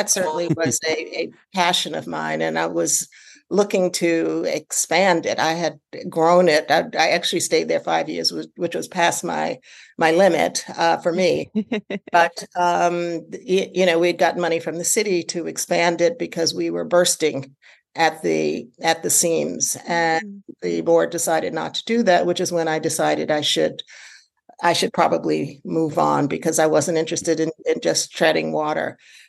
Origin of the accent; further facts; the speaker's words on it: Washington, District of Columbia, United States; moved away; also born or lived in New York; I'm from Washington, D.C. originally.